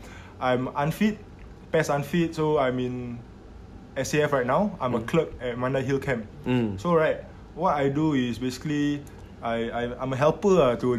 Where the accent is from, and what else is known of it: Singapore